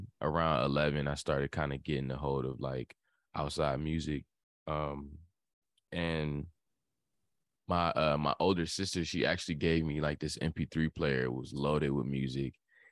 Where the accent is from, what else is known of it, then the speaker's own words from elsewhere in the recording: Hampton, Virginia, United States; also born or lived in Florida; Yeah, I'm from Hampton, 757.